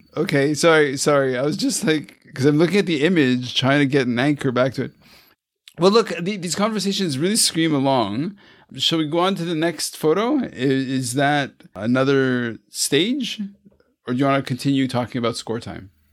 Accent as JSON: {"language": "English", "country": "Canada", "said": "I'm Canadian"}